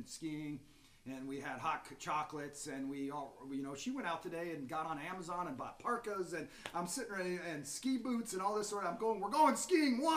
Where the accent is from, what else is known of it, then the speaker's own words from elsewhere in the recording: Seattle, Washington, United States; moved away as an adult; also born or lived in Salt Lake City / Missouri; I grew up in Seattle